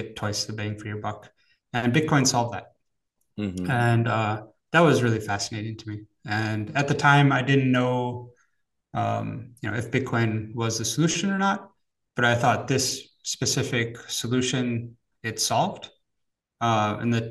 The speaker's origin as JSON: {"language": "English", "region": "Wisconsin", "country": "United States", "tie": "born or raised there", "moved": "as an adult", "lives_now": "Zurich, Switzerland", "said": "I'm actually originally from America, grew up in Wisconsin"}